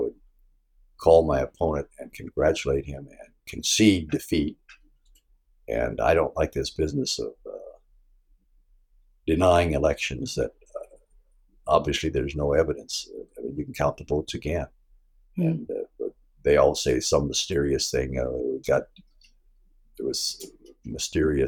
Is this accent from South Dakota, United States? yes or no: yes; South Dakota, United States; my home state of South Dakota, which is a beautiful Midwestern state.